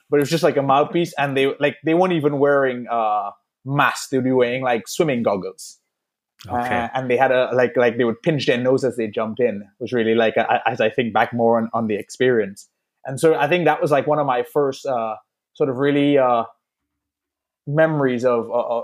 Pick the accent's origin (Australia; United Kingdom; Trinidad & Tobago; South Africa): Trinidad & Tobago; growing up in Trinidad